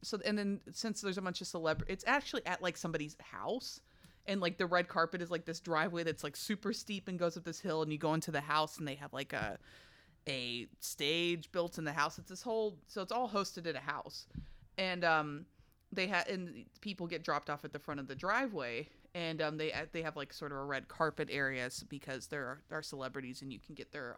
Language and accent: English; Kentucky, United States; I'm from Kentucky